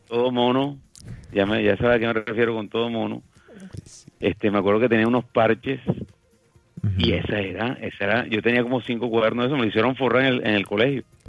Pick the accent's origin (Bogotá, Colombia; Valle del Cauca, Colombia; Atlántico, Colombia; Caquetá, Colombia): Atlántico, Colombia; Barranquilla; mi ciudad natal, Barranquilla